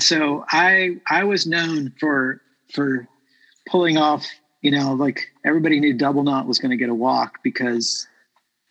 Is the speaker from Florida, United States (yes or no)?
yes; Port Salerno, Florida, United States; Little League baseball in Port Salerno, Florida. I grew up in Florida